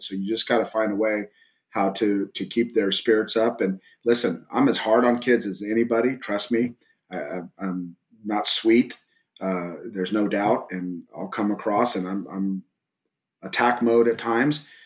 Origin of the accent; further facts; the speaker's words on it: Southern California, United States; also born or lived in El Paso, Texas; now in Southlake, United States; I grew up originally in Southern California before I moved to uh, Texas